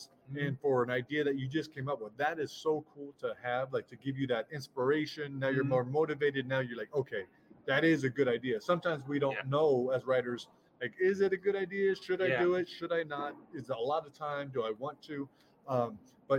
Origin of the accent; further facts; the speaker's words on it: United States; As an American